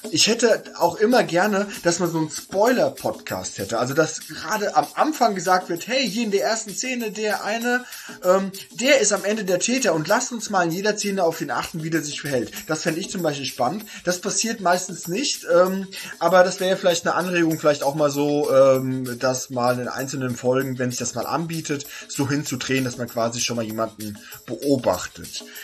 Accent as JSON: {"language": "German", "region": "Hesse", "country": "Germany", "said": "Denn ich komme eigentlich nicht gebürtig aus Berlin, sondern komme aus Hesse."}